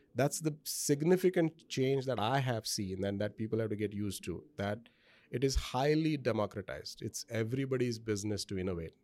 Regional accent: India; moved away as an adult; now in United States; I grew up in India

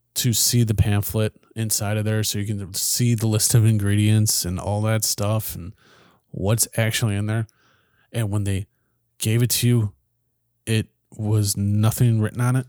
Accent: United States; our own country

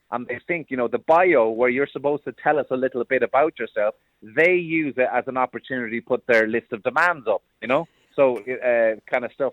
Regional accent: Cork, Munster, Ireland; growing up in a council estate in Cork

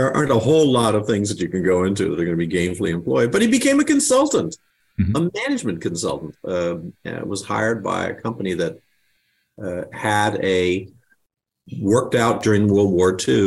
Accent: Illinois, United States; moved away; Grew up in the first part of my life was in Illinois. So mom and dad were immigrants.

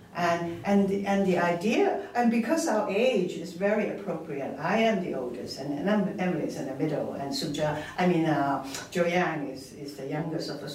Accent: Hong Kong; moved away; I'm from Hong Kong originally. I'm Chinese

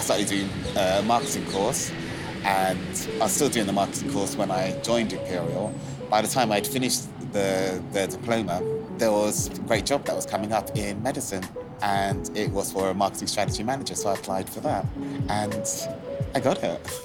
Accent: London, United Kingdom; also born or lived in Islington; Where I grew up, I was born actually in Islington, and then my uh, parents moved us to um, Hackney.

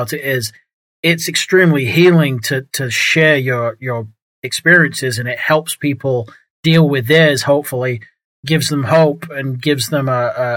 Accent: England, United Kingdom; now in Texas, United States; I moved from England, grew up in England, moved to New England, and then I've moved to Texas

